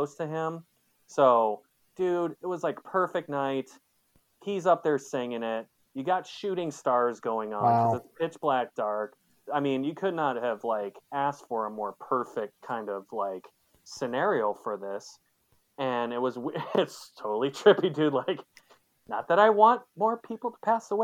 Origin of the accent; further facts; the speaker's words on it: Michigan, United States; now in Seattle, United States; I'm also from Michigan